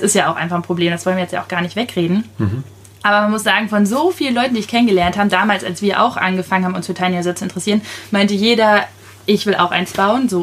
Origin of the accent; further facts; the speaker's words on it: Schleswig-Holstein, Germany; moved away; ich komme aus Schleswig-Holstein